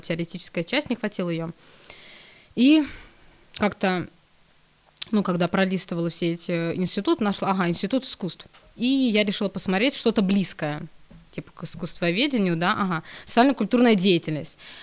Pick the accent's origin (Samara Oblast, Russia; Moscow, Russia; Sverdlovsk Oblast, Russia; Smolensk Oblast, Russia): Smolensk Oblast, Russia; я сама из Смоленской области